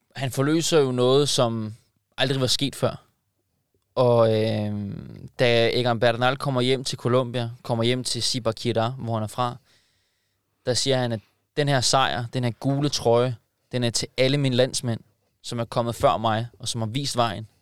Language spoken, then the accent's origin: Danish; Denmark; som dansker